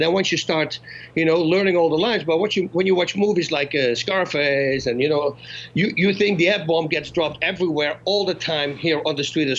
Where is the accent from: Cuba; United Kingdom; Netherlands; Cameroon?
Netherlands; moved away as an adult; now in United States